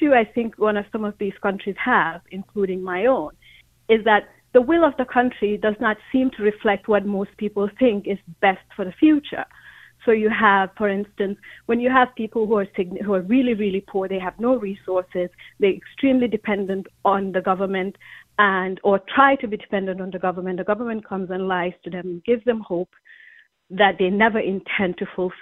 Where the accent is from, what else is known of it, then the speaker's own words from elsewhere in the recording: Gambia; moved away as an adult; now in Fairfield, United States; I am originally from Gambia. I've lived here for almost 30 years.